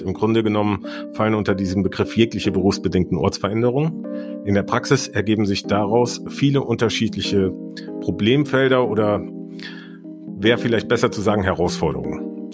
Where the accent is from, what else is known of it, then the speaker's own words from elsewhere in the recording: Siegen, North Rhine-Westphalia, Germany; Mein Geburtsort ist Siegen in Südwestfalen